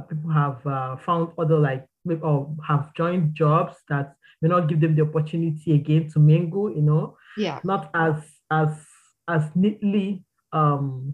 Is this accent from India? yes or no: no; Nigeria; moved away as an adult; back home I'm from Nigeria. Back home, I had a stable and clear career path